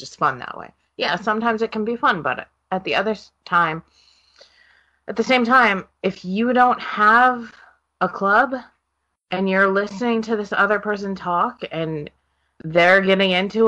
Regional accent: Oregon, United States; moved away; also born or lived in Seattle; I was from Oregon and living in Seattle

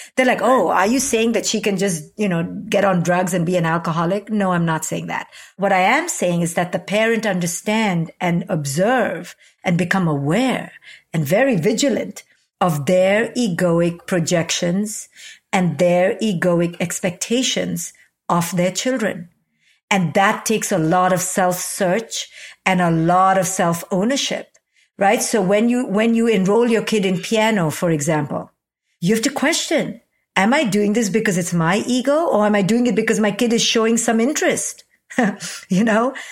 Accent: India; moved away as an adult; a twenty-one-year-old recent immigrant from India

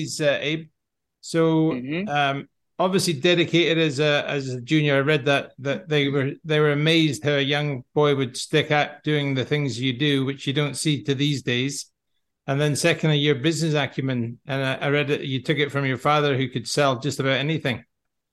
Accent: Scotland, United Kingdom; I'm from Scotland. I can't even speak English.

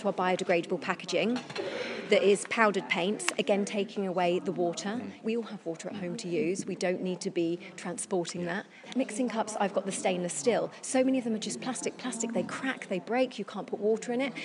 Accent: Isle of Wight, South East England, United Kingdom; moved away; I grew up on the Isle of Wight

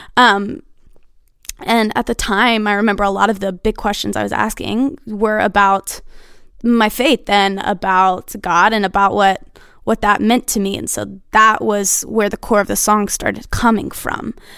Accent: Nashville, Tennessee, United States; Born and raised in Nashville

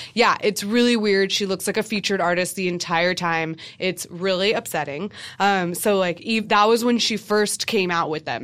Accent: United States; growing up in America

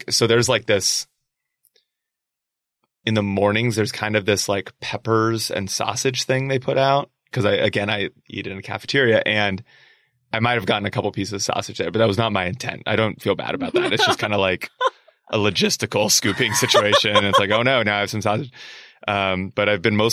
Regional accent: Davis, California, United States; now in Berkeley, United States; my hometown of Davis, California, home of the nation's first bike lane

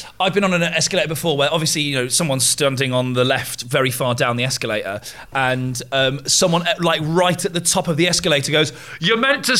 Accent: Oxford, South East England, United Kingdom; now in London, United Kingdom; No, I'm from Oxford, so not that far away.

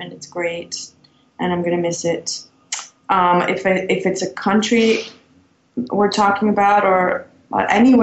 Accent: Belgium; moved away as an adult; also born or lived in London, United Kingdom / New York, United States; now in Los Angeles, United States; growing up in Belgium. I was in the suburbs.

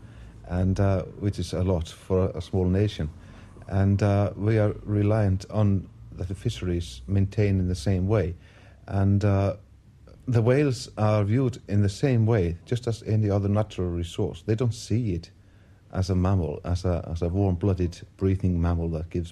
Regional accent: Westfjords, Iceland; growing up in my little fishing village where I was born in the Westfjords

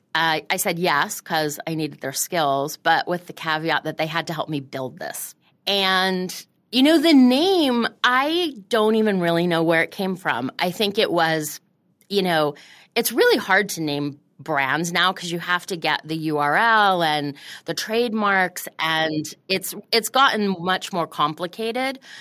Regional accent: Florida, United States; moved away as an adult; also born or lived in Montreal, Canada / Washington, D.C.; now in New York, United States; I grew up in Florida

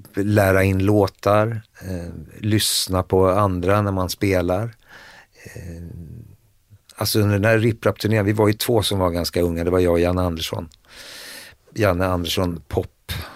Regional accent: Stockholm, Stockholm County, Sweden; Vi flyttade in till, ifrån Hagsätra till Södermalm 1971. Jag skulle fylla 13.

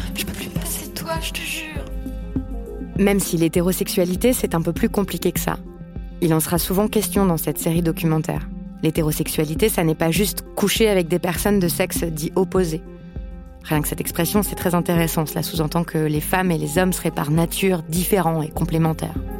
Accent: France; also born or lived in Paris; J'ai grandi en France hexagonale comme une femme blanche

